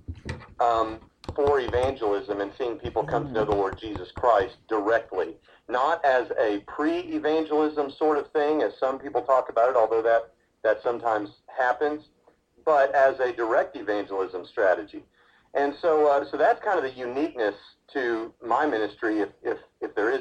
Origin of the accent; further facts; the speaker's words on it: Lebanon, Tennessee, United States; moved away; we grew up outside of Nashville, Tennessee, in a place called Lebanon, Tennessee